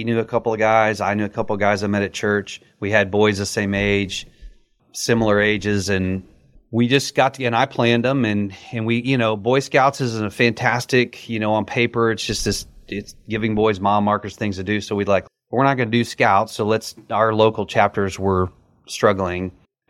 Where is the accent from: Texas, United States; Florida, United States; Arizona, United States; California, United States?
Texas, United States; And that's because I grew up in West Texas, and roadrunners are a feisty little bird, man.